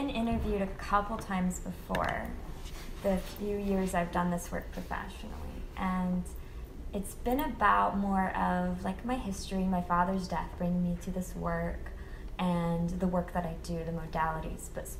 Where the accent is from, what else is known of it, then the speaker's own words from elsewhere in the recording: the Bible Belt, United States; For me, the fears come from growing up in the Bible Belt